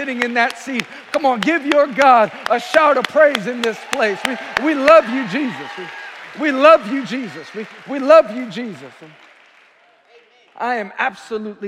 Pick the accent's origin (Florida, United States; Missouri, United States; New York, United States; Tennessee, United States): New York, United States; New York City; I'm from Queens, New York